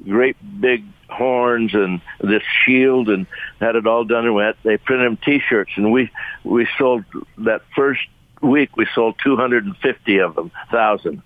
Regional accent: Union, Utah, United States; We grew up in Union, and it was so far away from Salt Lake that the sun came up between us

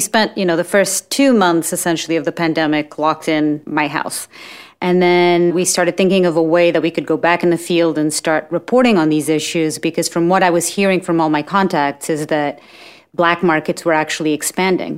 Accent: Portugal; moved away as an adult; also born or lived in New York; I'm from Portugal. And when I graduated school in Portugal

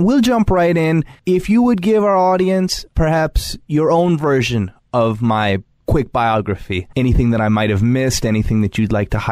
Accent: Long Island, New York, United States; I grew up both on Long Island as well as with farm animals

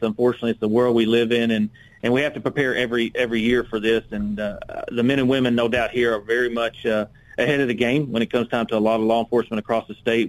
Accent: Little Rock, Arkansas, United States; I'm from Little Rock, born and raised here, uh, been here my entire life

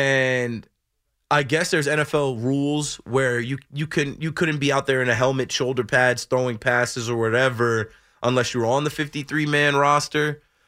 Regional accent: New Jersey, United States; I never watched the Jersey Shore because I'm literally from the Jersey Shore.

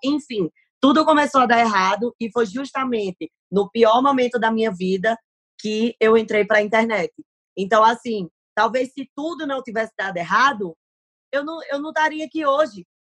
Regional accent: Paraíba, Brazil; accent: Nordestino; now in São Paulo, Brazil; eu moro em São Paulo, mas assim, o meu coração, a minha vida, a minha história é Paraíba

